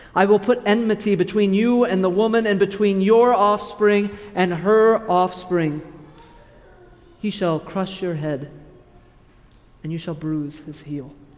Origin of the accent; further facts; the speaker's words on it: Kansas, United States; moved away as an adult; now in Wisconsin, United States; I'll go back to my home state, to Kansas.